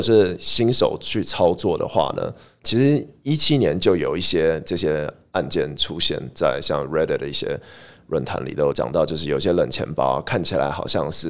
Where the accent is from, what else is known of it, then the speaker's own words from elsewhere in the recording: Taiwan; born there; also born or lived in Switzerland; 对，我在台湾出生